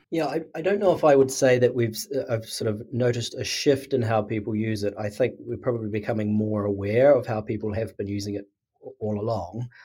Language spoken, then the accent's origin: English; New Zealand; now in Sydney, Australia